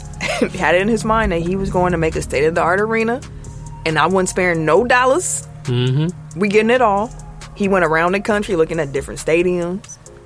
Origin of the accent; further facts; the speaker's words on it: Detroit, Michigan, United States; I never been to a place where you had two teams in the town. I'm from Detroit. Everyone a Pistons fan.